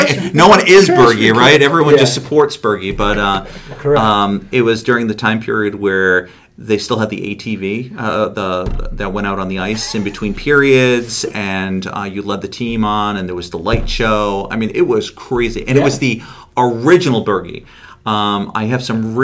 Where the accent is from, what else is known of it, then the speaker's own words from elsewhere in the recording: Cape Cod, Massachusetts, United States; moved away as an adult; now in Plattsburgh, United States; Growing up in Massachusetts, you were either a baseball kid or you were a hockey kid.